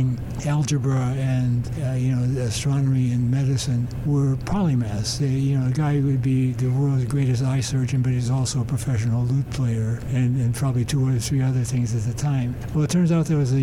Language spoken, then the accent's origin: English; Chicago, Illinois, United States; moved away; I grew up in Chicago